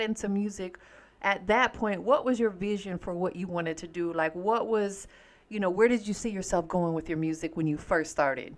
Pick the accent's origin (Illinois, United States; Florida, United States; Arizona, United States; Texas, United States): Florida, United States; Tampa; now in Atlanta, United States; I'm from Tampa, Florida. That's why everybody called me Tampa, but I'm out here in the A now